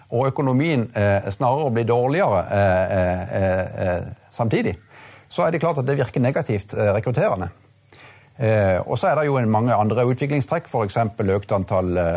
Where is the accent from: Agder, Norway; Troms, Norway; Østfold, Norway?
Agder, Norway; Marnardal; also born or lived in Bergen; det var jo ikke selvsagt at jeg skulle komme tilbake akkurat der jeg vokste opp, men nå ble det sånn.